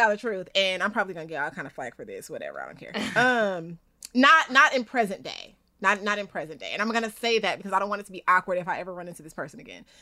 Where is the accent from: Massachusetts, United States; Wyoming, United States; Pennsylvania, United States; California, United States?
California, United States; Inglewood; we're both from Inglewood